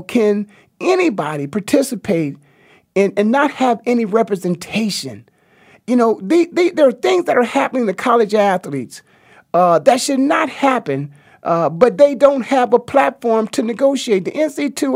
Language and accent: English; Canton, Ohio, United States; I'm from Stark County, Ohio, the Hall of Fame city of Canton, Ohio